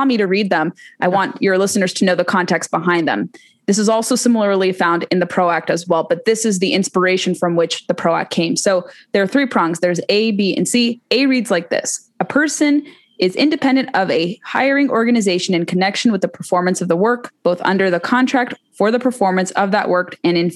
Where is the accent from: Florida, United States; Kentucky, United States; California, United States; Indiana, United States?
California, United States; my home state of California